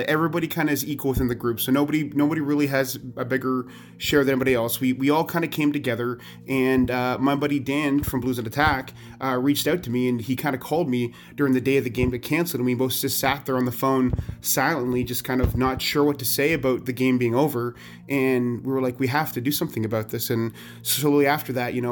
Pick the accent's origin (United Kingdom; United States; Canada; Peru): Canada; I'm from Canada